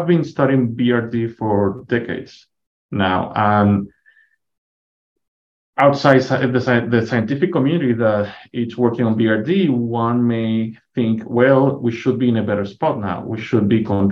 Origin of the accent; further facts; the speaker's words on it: Venezuela; moved away as an adult; also born or lived in Minnesota, United States; now in Canyon, United States; I'm originally from Venezuela